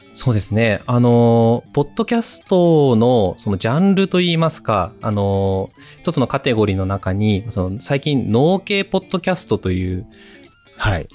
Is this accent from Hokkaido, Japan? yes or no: yes; Hokkaido, Japan; moved away as an adult; 生まれ故郷の北海道に